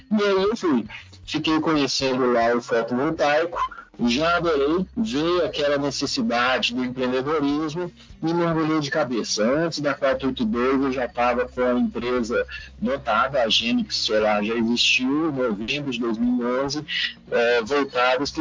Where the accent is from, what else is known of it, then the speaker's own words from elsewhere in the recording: Belo Horizonte, Minas Gerais, Brazil; Nasci e cresci em Belo Horizonte, Minas Gerais.